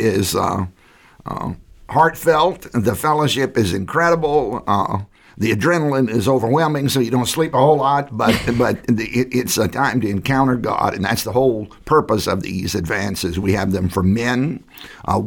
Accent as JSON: {"language": "English", "area": "Southside", "region": "Virginia", "country": "United States", "tie": "born or raised there", "said": "I grew up in Southside, Virginia"}